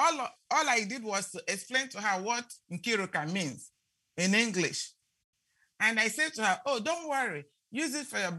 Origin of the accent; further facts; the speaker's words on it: Nigeria; moved away; when I grew up in Nigeria